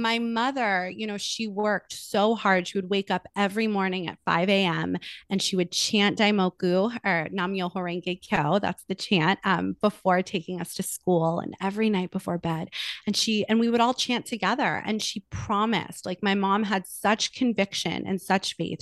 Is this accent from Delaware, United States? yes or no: no; Los Angeles, California, United States; I am born and raised in Los Angeles, California. I'm still here